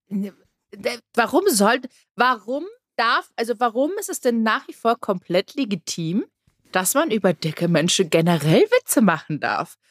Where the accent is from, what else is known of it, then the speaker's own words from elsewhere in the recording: Germany; hier bei uns in Deutschland